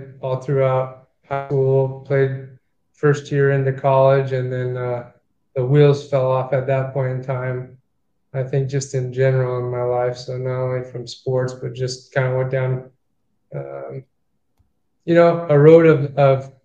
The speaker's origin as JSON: {"language": "English", "town": "Hanford", "region": "California", "country": "United States", "tie": "born or raised there", "moved": "yes", "lives_now": "Jacksonville, United States", "said": "I grew up in Hanford, California, which is a small town of maybe like 20,000-30,000 people"}